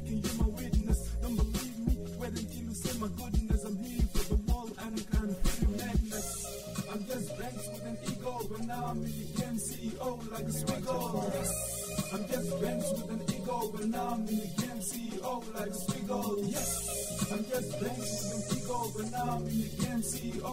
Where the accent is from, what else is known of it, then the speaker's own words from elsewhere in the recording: Khartoum North, Khartoum, Sudan; I was born in Sudan, North Khartoum